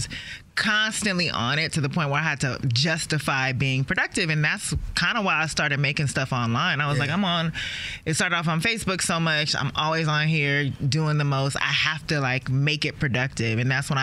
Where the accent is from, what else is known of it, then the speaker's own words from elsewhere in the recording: Maryland, United States; also born or lived in Los Angeles, California; we had moved out of L.A. and I was growing up in Maryland